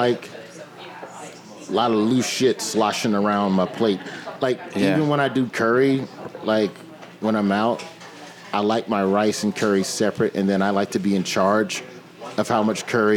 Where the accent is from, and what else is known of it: Alabama, United States